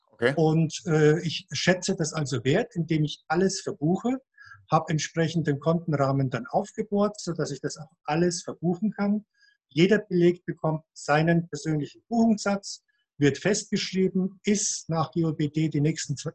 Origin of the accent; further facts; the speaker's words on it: Munich, Bavaria, Germany; born there; hier in der Nähe von Mühldorf, gebürtiger Münchner